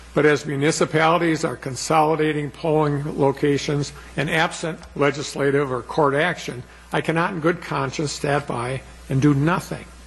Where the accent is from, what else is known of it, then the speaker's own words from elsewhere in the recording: Plymouth, Wisconsin, United States; where I grew up in Plymouth